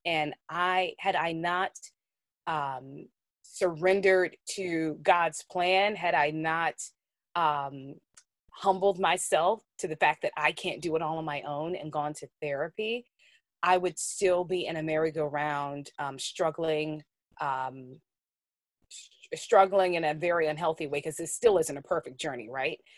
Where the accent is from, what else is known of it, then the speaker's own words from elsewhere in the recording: New Orleans, Louisiana, United States; I grew up in New Orleans, on the West Bank of the New Orleans metro area